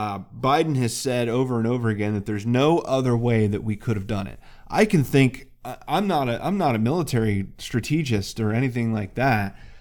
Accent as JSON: {"language": "English", "town": "Muncie", "region": "Pennsylvania", "country": "United States", "said": "I'm some schmuck from Muncie, Pennsylvania."}